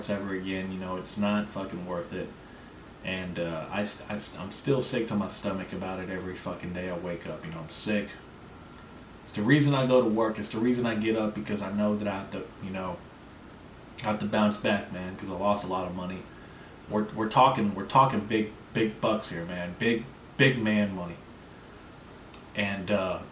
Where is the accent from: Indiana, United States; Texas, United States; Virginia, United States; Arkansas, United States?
Arkansas, United States; I'm from Arkansas